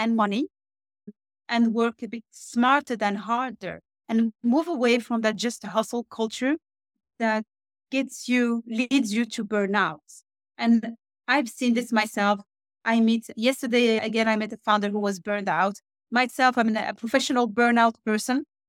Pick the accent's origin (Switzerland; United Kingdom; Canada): Switzerland; moved away as an adult; also born or lived in Morocco; now in Norway; I'm born in Morocco. I grew up in Switzerland, where I used to work in private banking and wealth management